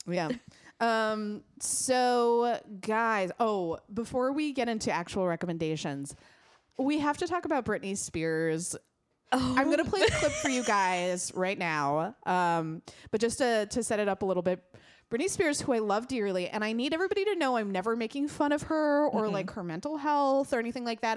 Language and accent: English; United States; as an American